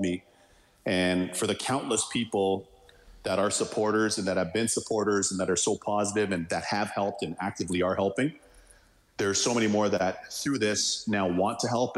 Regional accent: Toronto, Ontario, Canada; moved away as an adult; growing up in Toronto

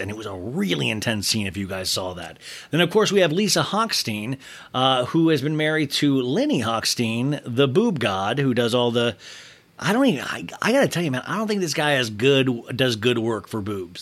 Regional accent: Kansas, United States; I'm from Kansas

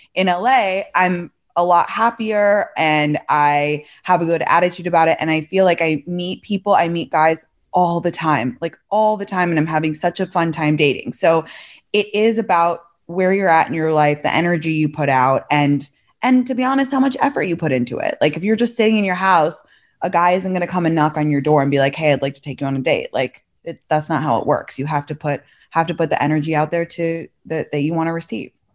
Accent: London, United Kingdom; moved away as an adult; also born or lived in San Francisco Bay Area / San Francisco / New York; now in Los Angeles, United States; I'm from London originally, went to Stanford undergrad

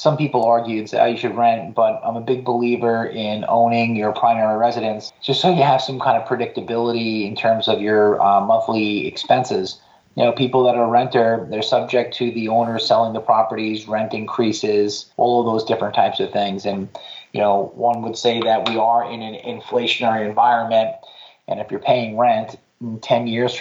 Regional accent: Patchogue, New York, United States; my hometown of Patchogue on Long Island, New York

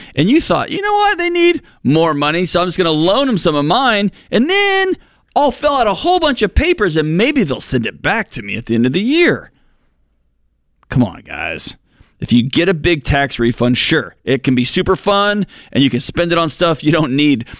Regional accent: Texas, United States; moved away; I grew up, I was born and raised in Texas. I spent 40 years there.

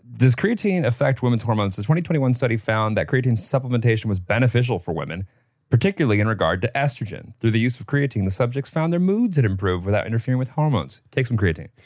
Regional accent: Illinois, United States; I grew up in Illinois

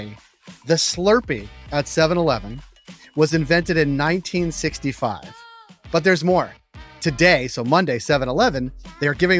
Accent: Natick, Massachusetts, United States; I am from Natick, Massachusetts. And in my neighborhood, Natick, Massachusetts, two things we're known for.

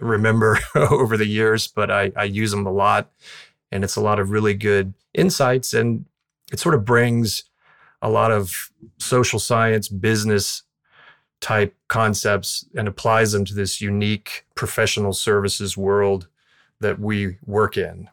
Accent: Southwest Florida, United States; I grew up in Southwest Florida, close to where I practice now

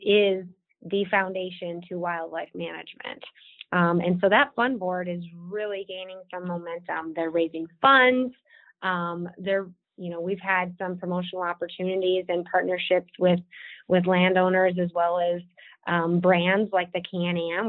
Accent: Watertown, South Dakota, United States; I'm born and raised South Dakotan. I grew up in Watertown, which is in the northeast corner of the state

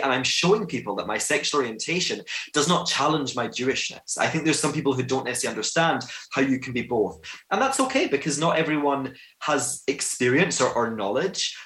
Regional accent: Glasgow, Scotland, United Kingdom; I'm a Jew from Glasgow

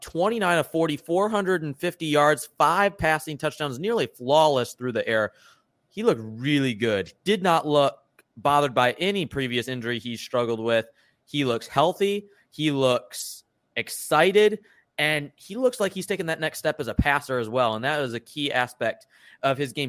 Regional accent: Michigan, United States; I'm from Michigan

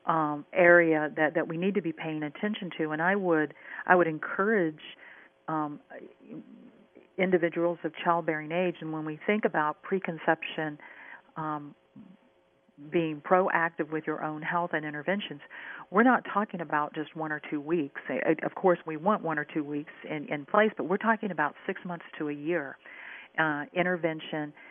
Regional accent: Minnesota, United States; In the upper Midwest, and I'm from Minnesota, in the upper Midwest

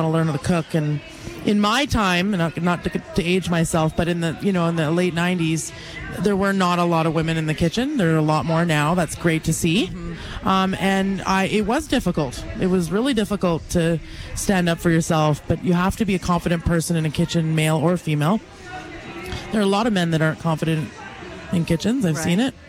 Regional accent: Richmond, British Columbia, Canada; moved away as an adult; now in Calgary, Canada; I grew up in Richmond, B.C.

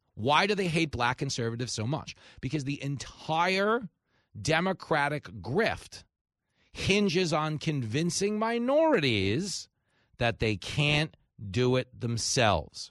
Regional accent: Levittown, New York, United States; we grew up in Levittown

